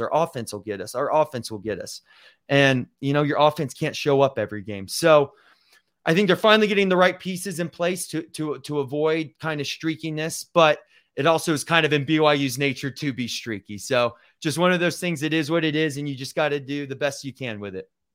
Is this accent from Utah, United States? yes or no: yes; Provo, Utah, United States; I was born in Provo